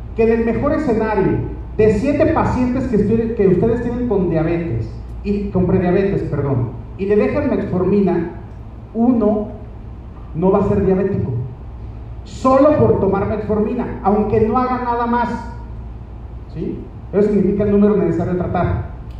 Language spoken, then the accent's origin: Spanish; Mexico; somos mexicanos